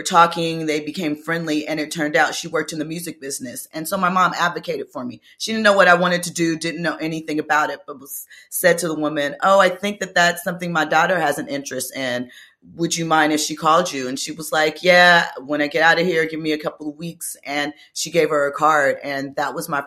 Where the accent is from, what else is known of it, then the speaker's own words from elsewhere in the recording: Los Angeles, California, United States; growing up in Los Angeles